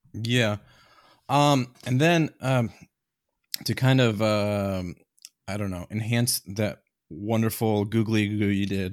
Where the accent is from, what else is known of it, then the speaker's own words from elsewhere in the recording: Iowa, United States; moved away; I grew up in Iowa originally